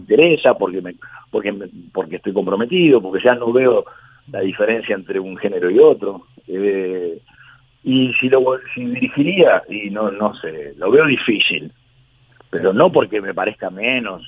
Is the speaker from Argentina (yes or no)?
yes; Argentina